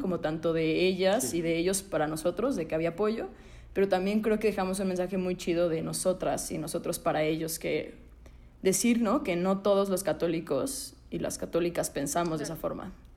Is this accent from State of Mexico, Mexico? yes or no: no; Puebla, Mexico; soy de Puebla